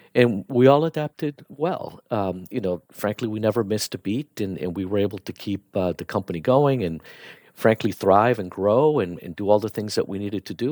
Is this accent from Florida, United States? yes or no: yes; Miami, Florida, United States; also born or lived in Bogota, Colombia; So I was born in, uh, Bogota, Colombia, and, um, we moved to the U S when I was ten years old, and I grew up in Miami